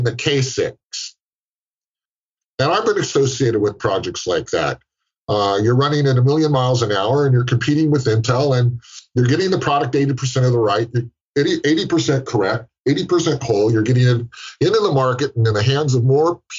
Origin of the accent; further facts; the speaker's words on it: San Francisco Bay Area, California, United States; I live in California. I'm from the San Francisco Bay Area